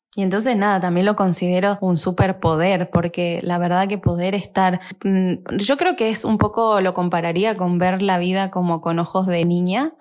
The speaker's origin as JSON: {"language": "Spanish", "country": "Argentina", "also_born_or_lived": "Paris, France / Germany / Italy", "moved": "as an adult", "said": "me volví a Argentina"}